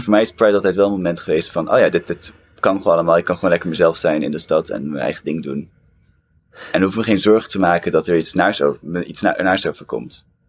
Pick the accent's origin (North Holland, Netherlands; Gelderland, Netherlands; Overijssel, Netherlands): North Holland, Netherlands; Amsterdam; Ik ben opgegroeid en geboren in Amsterdam